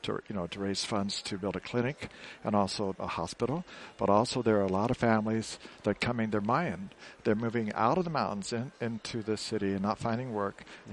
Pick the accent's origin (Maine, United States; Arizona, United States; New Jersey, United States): Arizona, United States; Phoenix; also born or lived in Oklahoma / Marshall Islands / Micronesia / New Guinea; I was born in Oklahoma, and I moved to Phoenix, Arizona, but I would spend my summers in Oklahoma.